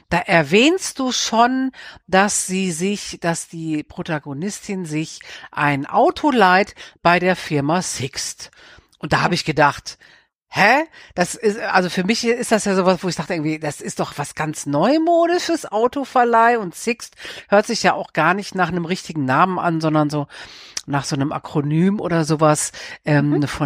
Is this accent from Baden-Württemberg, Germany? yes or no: no; North Rhine-Westphalia, Germany; now in Cologne, Germany; ich bin ja am Niederrhein aufgewachsen. Ich bin in Aachen, also in der westlichsten Stadt Deutschlands, habe ich studiert und jetzt wohne ich in Köln